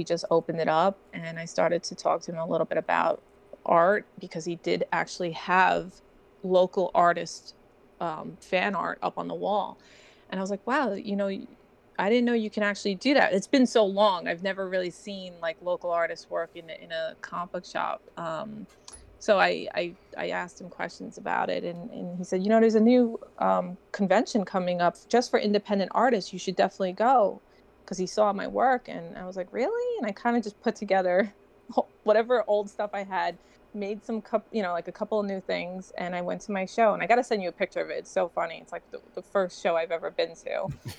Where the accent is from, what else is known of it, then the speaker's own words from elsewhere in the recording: Brooklyn, New York, United States; Well, I grew up in Brooklyn. I survived Brooklyn growing up as a kid by using my artwork